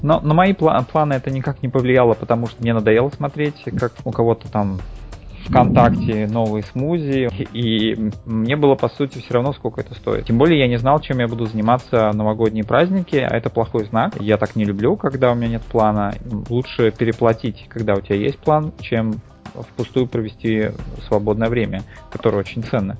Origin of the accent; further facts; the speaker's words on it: Moscow, Russia; moved away as an adult; now in Thailand; я родился в Москве, 30 лет в ней прожил, безвылазно